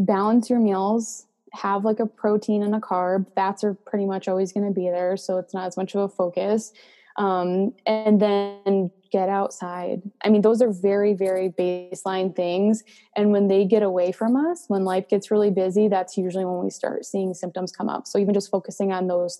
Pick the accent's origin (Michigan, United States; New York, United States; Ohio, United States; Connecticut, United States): Connecticut, United States; I'm from Connecticut